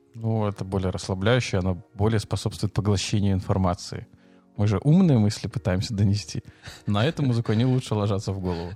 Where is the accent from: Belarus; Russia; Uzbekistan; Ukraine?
Belarus